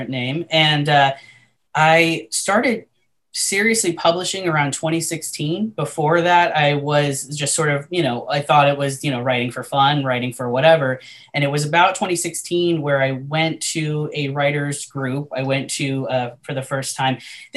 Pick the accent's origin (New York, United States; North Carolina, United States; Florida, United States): Florida, United States; Southwest; moved away; also born or lived in Las Vegas; my hometown, you know, in Southwest Florida